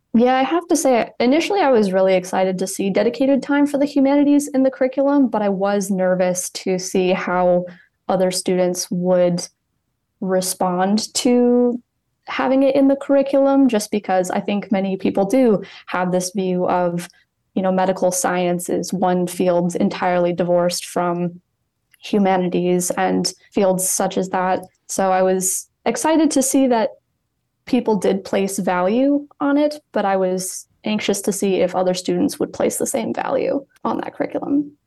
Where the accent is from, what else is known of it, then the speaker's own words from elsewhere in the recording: East Lansing, Michigan, United States; moved away as an adult; now in Cleveland, United States; I'm originally from East Lansing, Michigan